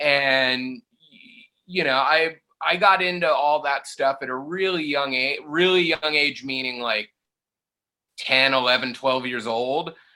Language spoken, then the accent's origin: English; Palm Desert, California, United States; I grew up technically I grew up in Palm Desert